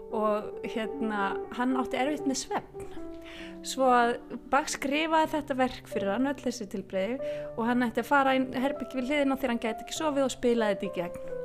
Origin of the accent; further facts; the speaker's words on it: Ísafjörður, Westfjords, Iceland; þó ég sé Ísfjörðingur, ég segja oft ég er Ísfjörðingur ættuð